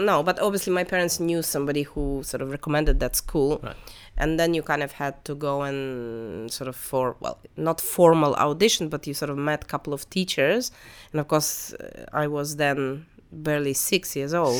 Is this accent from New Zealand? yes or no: no; Russia; moved away; when I was growing up in Russian school